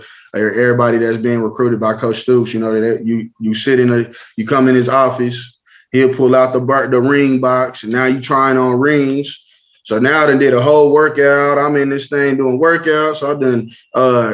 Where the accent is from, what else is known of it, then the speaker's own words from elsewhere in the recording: Lawton, Oklahoma, United States; I was from Lawton